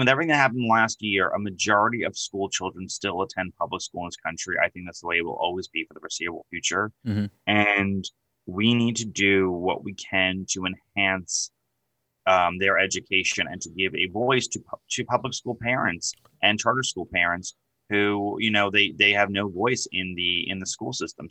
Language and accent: English; New York, United States; accent: New York; I'm from New York. If you couldn't tell by my accent